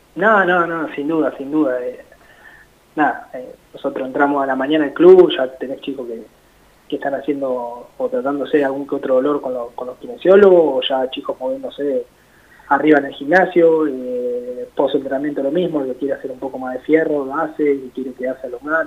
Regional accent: La Plata, Buenos Aires Province, Argentina; yo soy acá de La Plata

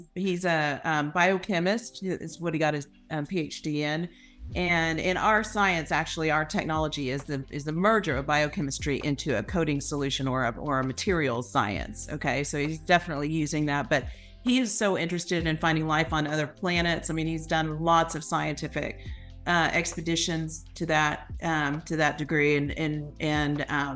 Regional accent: Houston, Texas, United States; I grew up in Houston

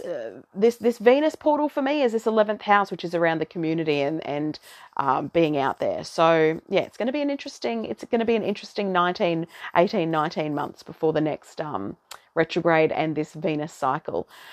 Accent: Australia; accent: Aussie twang; now in Brisbane, Australia; I am an Aussie

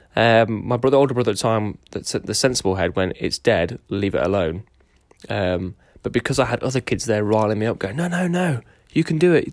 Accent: Derby, East Midlands, United Kingdom; also born or lived in Lincoln / Hilton, Derbyshire; after I was born in Lincoln, we moved to Derby. Uh, and that was where m-, most of my young childhood was

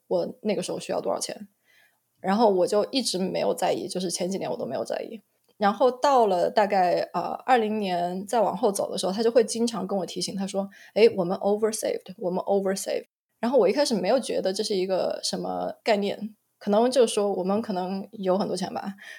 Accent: Wuhan, Hubei, China; moved away as an adult; also born or lived in Beijing; now in Phoenix, United States; 我是在农村出生的，然后，啊，在农村长大的

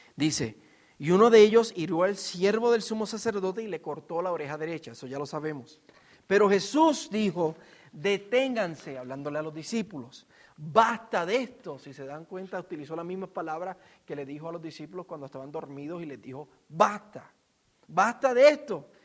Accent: Puerto Rico; yo como puertorriqueño

